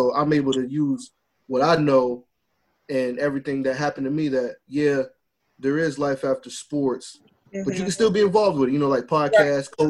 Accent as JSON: {"language": "English", "region": "Louisiana", "country": "United States", "moved": "yes", "lives_now": "Virginia, United States", "said": "I'm from Louisiana, but I live out here in Virginia."}